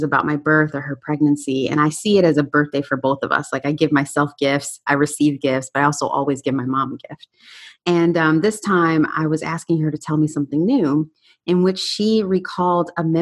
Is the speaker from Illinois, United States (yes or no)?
yes; Chicago, Illinois, United States; also born or lived in Detroit, Michigan; now in Fort Lauderdale, United States; I am originally from Chicago, born in Detroit, so I'm a Midwest gal.